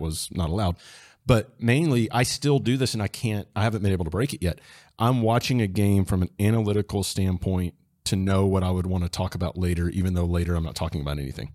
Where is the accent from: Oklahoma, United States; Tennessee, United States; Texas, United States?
Texas, United States; Dallas; moved away; I grew up in Dallas.